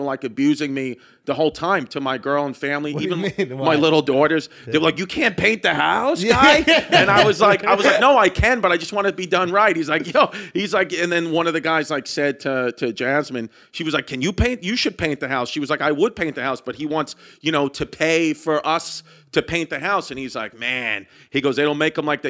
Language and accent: English; New York, United States; growing up in New York